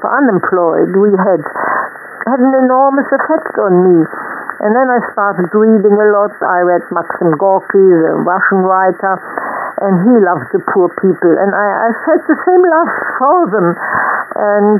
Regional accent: Berlin, Germany; English is a second language; moved away as an adult; also born or lived in Oxfordshire; Both my parents are German. We are all from Berlin. That is my, even the generation before, we are really true blue Berlin people.

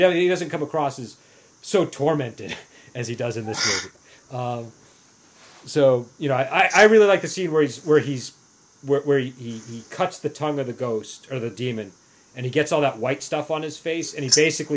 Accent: New England, United States; accent: New England; my New English accent

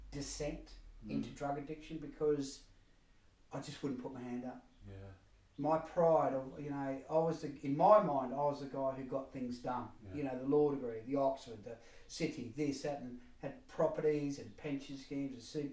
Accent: Queensland country, Australia; now in United Kingdom; I'm Australian, grew up in Queensland country

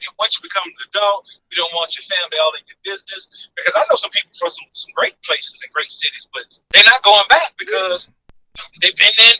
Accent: New Orleans, Louisiana, United States; moved away

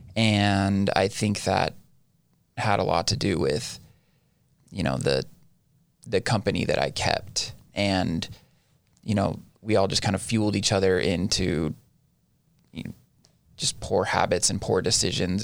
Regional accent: Ivins, Utah, United States; also born or lived in Orem, Utah; I am from the Southern Utah area, born and raised.

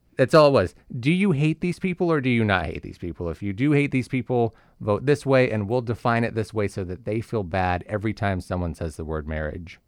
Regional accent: California, United States; moved away; I grew up in California

